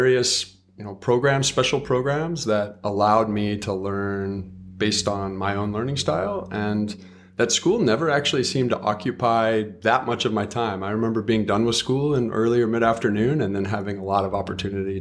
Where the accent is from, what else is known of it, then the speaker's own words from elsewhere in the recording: Los Angeles, California, United States; also born or lived in Santa Monica / El Segundo; I grew up mostly in Southern California